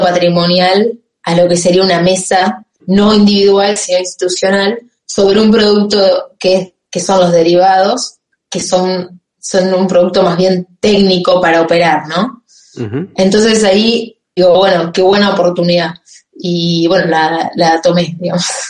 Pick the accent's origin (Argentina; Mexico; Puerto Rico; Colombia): Argentina; Campana, Buenos Aires Province; moved away as an adult; now in France; soy de Campana, que es provincia de Buenos Aires 80 kilómetros de la capital federal.